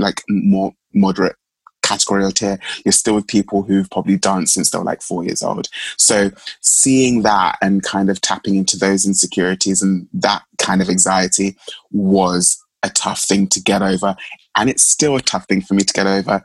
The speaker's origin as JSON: {"language": "English", "region": "London", "country": "United Kingdom", "tie": "born or raised there", "also_born_or_lived": "Mulago, Uganda", "said": "I was living at home in East London during that year, just because I could and to save months and money and funds. So I came from Plaster, East London"}